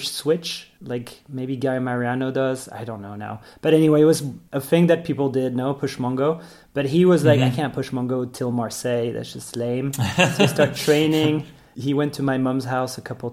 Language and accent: English; suburbs around Brussels, Brussels-Capital Region, Belgium; moved away as an adult; also born or lived in Berlin / Spain; I come from Belgium. I grew up in the suburbs around Brussels, usually always half an hour away from Brussels